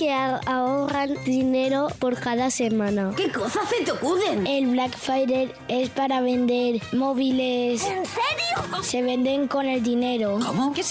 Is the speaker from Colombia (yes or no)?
no; Seville, Andalusia, Spain; Hola, soy … de Sevilla y tengo seis años